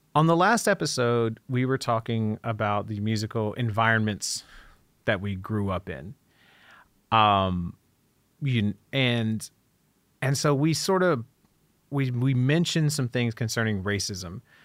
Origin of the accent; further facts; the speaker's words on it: Dayton, Ohio, United States; I grew up in not just Dayton, but a small town outside of Dayton